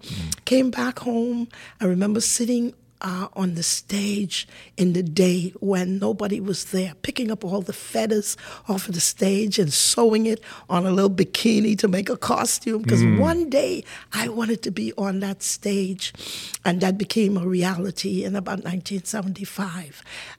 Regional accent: Pinders Point, Grand Bahama, Bahamas; So I was born in Pindus Point, Grand Bahama, a Grand Bahamian

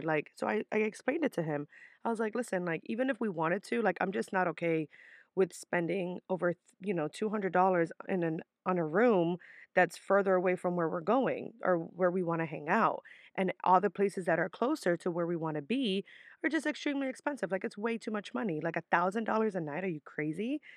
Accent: New York City, New York, United States; my mom worked really hard to always have me and my sister live in decent areas in the Bronx, which is typically where I'm from

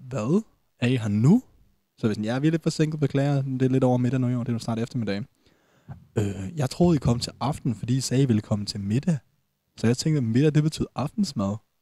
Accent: Denmark; jeg også som dansker

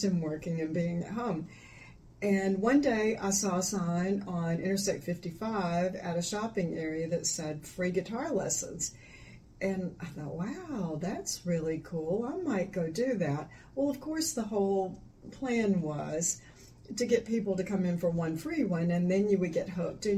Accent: Florida, United States; moved away as an adult; now in Mississippi, United States; Born and raised in Florida, and then moved to Mississippi over 40 years ago

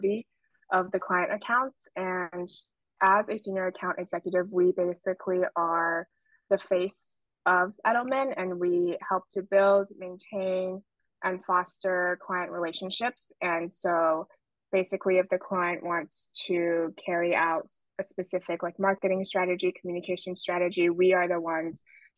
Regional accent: Los Angeles, California, United States; moved away as an adult; also born or lived in Baltimore, Maryland; now in New York, United States; I grew up in Los Angeles, California

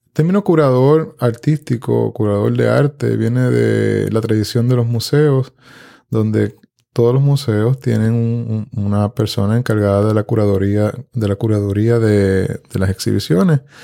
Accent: Puerto Rico; Yo vengo de una familia de campo aquí en Puerto Rico, donde la mesa era centralidad en la casa de mi abuela

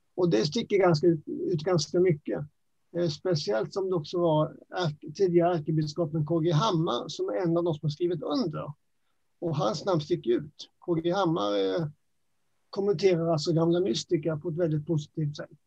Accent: Växjö, Kronoberg County, Sweden; accent: Småland; moved away as an adult; also born or lived in Nacka; now in Stockholm, Sweden; Jag är ju smålänning. Det hörs lite grann på min dialekt kanske. Ja. Ehm, hela min skoltid hade jag i Växjö.

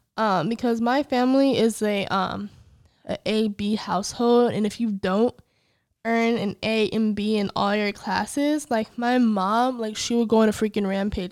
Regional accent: Illinois, United States; I'm originally from Illinois, although I hate it

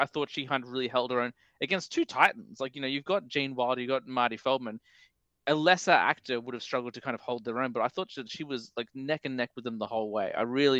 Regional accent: United Kingdom; I'm British.

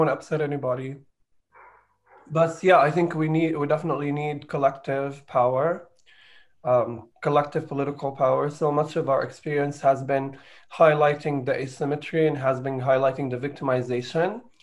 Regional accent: Jerusalem, Palestine; I was born in Jerusalem

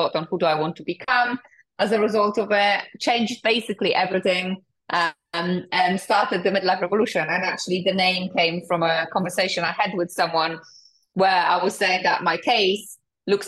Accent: Poland; moved away; also born or lived in United Kingdom; I'm originally from Poland. I came to the UK 19 years ago

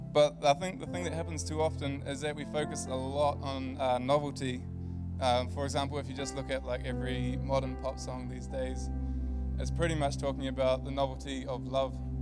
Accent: Whangarei, Northland, New Zealand; moved away as an adult; I'm from Whangarei. Came down here to study a few years ago

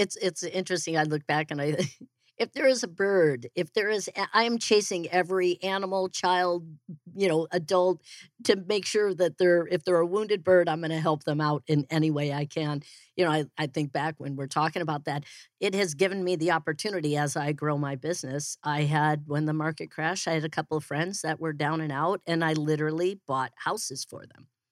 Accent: Naperville, Illinois, United States; moved away as an adult; also born or lived in Denver, Colorado; now in Phoenix, United States; I am originally from Chicago. I like to say I'm from Chicago. It just sounds really cool. Uh, I'm actually from Naperville.

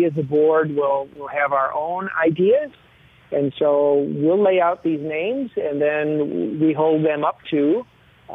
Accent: Baraboo, Wisconsin, United States; I'm a Baraboo guy. I grew up in Baraboo

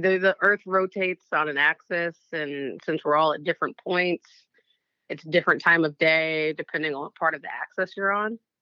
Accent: Oakland, California, United States; I grew up in the Bay Area

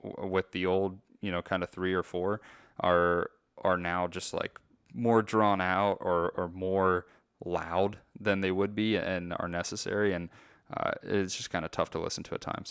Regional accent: United States; as an American

